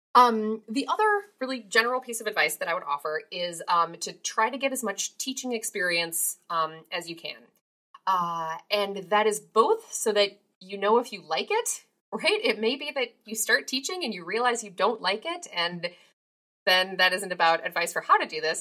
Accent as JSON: {"language": "English", "region": "Minnesota", "country": "United States", "tie": "born or raised there", "said": "I grew up in Minnesota"}